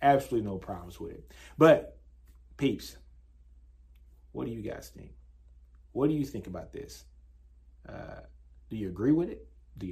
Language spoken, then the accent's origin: English; Shreveport, Louisiana, United States; I grew up in Shreveport, Louisiana